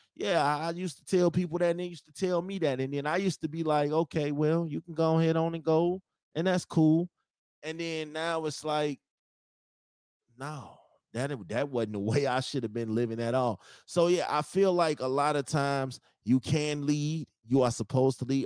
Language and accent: English; Chicago, Illinois, United States; I'm from Chicago